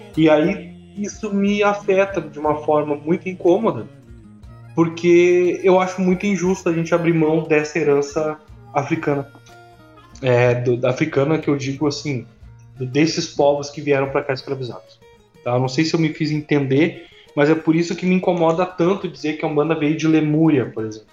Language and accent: Portuguese; Rio Grande do Sul, Brazil; que sou gaúcho